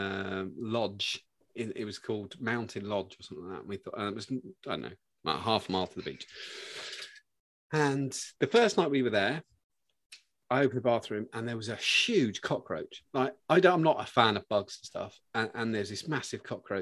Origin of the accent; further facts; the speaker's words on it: United Kingdom; being British